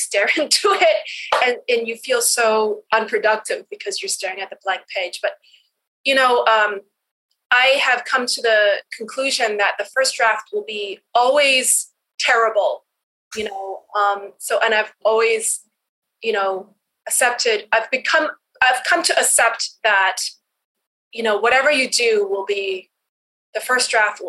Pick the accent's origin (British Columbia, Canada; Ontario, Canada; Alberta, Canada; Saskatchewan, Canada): Alberta, Canada; Edmonton; I grew up in Edmonton where there's nothing to do during the wintertime